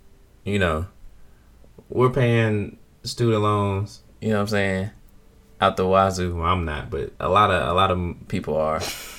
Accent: United States; as an American.

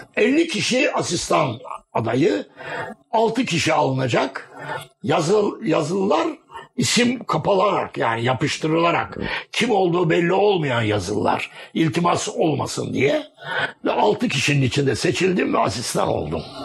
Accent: Gaziantep, Turkey; also born or lived in Halfeti, Şanlıurfa; 16 Kasım'da Gaziantep'te doğdum. Ama baba dede memleketi Şanlıurfa'nın Halfeti kazasıdır.

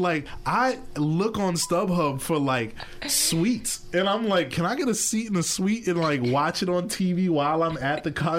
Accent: New York City, New York, United States; also born or lived in Queens, New York; Listen, I am from Harlem. All right, I live in Queens.

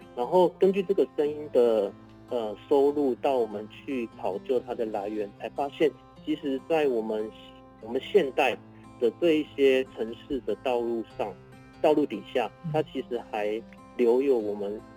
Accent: Tainan, Taiwan; 我身为一个台南人，我回到台南

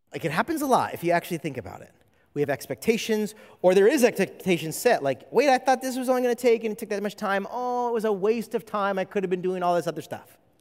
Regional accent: California, United States; moved away as an adult; now in Hawaii, United States; I'm not from Hawaii, I'm from California

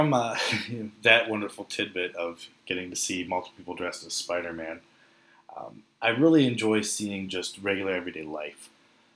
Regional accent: United States; traveling as an American

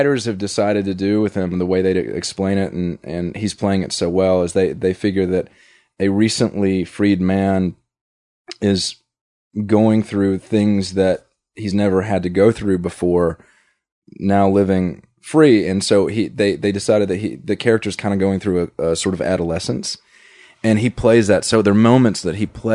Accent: Tennessee, United States; moved away; I grew up comfortable on a horse because I grew up in Tennessee and all my friends had horses

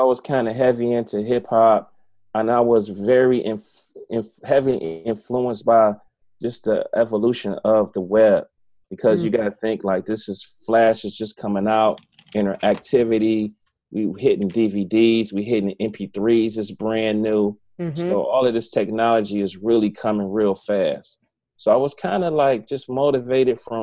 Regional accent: East Cleveland, Ohio, United States; That's in my neck of the woods. I'm from East Cleveland

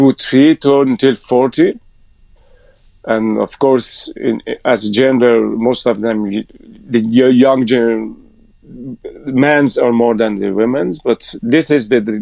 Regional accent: Iran; English is a second language; my background is Muslim. I come from Iran.

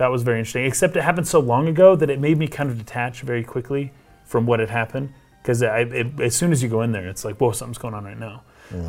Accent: United States; I'm an American

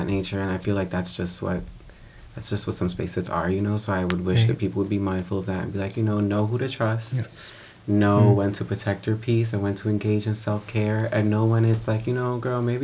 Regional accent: New York City, New York, United States; I grew up in the Bronx

